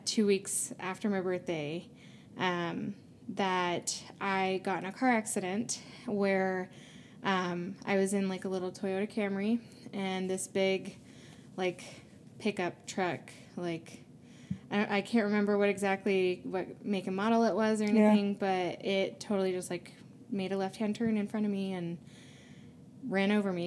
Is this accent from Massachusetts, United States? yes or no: no; North Carolina, United States; moved away as an adult; now in Utah, United States; I grew up originally in North Carolina, but I'm here now in Utah loving it